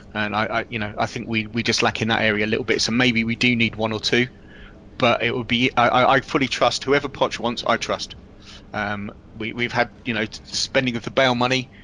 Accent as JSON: {"language": "English", "town": "Milton Keynes", "region": "South East England", "country": "United Kingdom", "tie": "born or raised there", "said": "living in and growing up in Milton Keynes"}